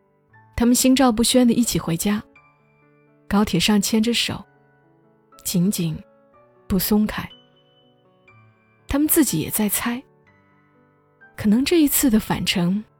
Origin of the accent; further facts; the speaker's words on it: Gongzhuling, Jilin, China; 我老家的县城叫公主岭，长春边上的小地方。